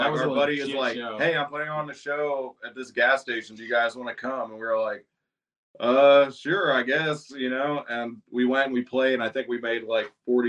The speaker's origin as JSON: {"language": "English", "town": "Longview", "region": "Texas", "country": "United States", "said": "I play guitar. … We're from Longview, Texas."}